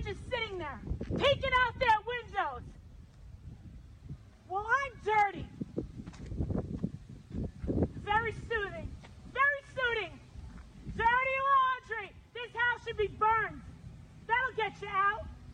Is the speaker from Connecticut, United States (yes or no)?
no; Hershey, Pennsylvania, United States; Hershey, Pennsylvania.